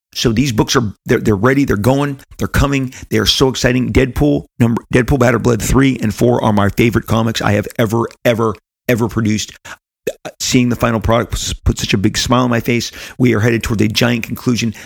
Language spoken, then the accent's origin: English; United States; didn't travel beyond the United States of America in my teenage years